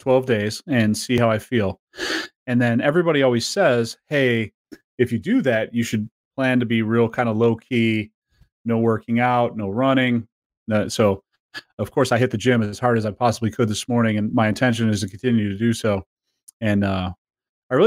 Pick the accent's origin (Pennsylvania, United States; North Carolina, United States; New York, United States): New York, United States; upstate; born or raised there; moved away